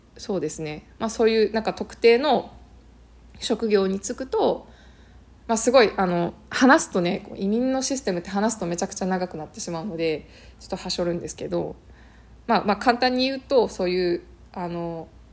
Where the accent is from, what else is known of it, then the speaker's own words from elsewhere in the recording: Japan; moved away as an adult; now in Canada; 私はその日本でずっと諦めていたことをもうこの際、ね、そのカナダに来てあの本当にもうゼロから始める